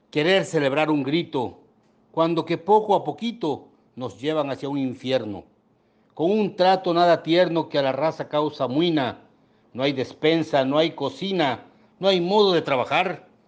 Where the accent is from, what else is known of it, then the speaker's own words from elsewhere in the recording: Mexico; Esta es la celebración del grito de independencia en mi país, México.